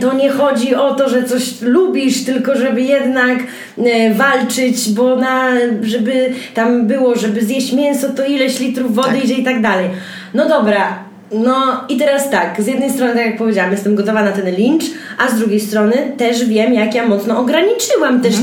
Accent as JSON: {"language": "Polish", "area": "Białystok", "region": "Podlaskie Voivodeship", "country": "Poland", "said": "ja jestem z Stoku, mamy pod Stokiem działkę na naszym kochanym Podlasiu"}